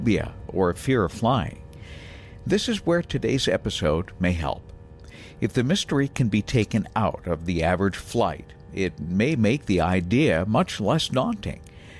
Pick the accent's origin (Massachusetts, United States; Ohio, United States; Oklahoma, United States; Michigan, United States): Massachusetts, United States; New Bedford; When I grew up in southern New England, I lived about 1 mile away from my hometown airport in New Bedford, Massachusetts, along the south coast